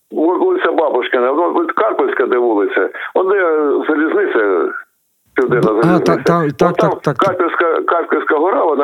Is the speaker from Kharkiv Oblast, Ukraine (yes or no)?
yes; Kharkiv, Kharkiv Oblast, Ukraine; Тому що моя родина хотіла збудувати мебльову фабрику в Харкові.